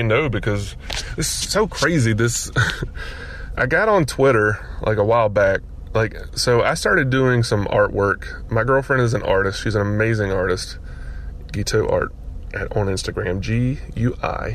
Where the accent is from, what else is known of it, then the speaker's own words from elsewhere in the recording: Gulf Coast, United States; moved away; I grew up on the Gulf Coast